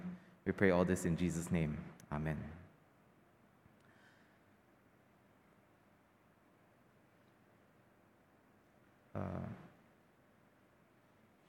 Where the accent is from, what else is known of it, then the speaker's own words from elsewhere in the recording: Kuala Lumpur, Malaysia; now in Penang, Malaysia; KL is my hometown.